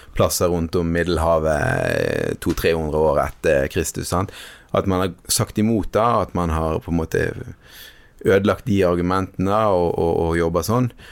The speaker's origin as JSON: {"language": "Norwegian", "region": "Western Norway", "country": "Norway", "tie": "born or raised there", "said": "jeg har vokst opp eh, på Vestlandet, her vi sitter nå"}